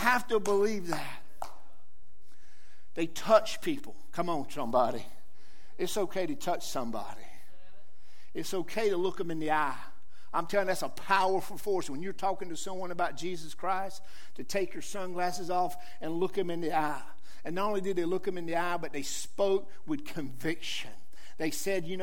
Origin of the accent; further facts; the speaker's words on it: Johnston County, North Carolina, United States; accent: southern; I grew up in Johnson County. I was just a tractor farm boy just like most people here. I grew up on a tobacco patch.